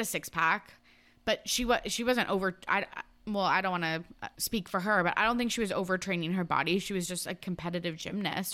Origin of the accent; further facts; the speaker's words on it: Canada; us being Canadian